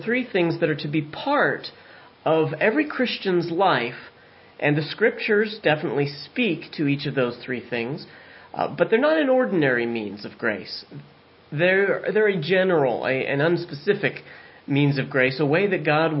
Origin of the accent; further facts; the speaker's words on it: San Diego, California, United States; now in southwestern Pennsylvania, United States; I'm from San Diego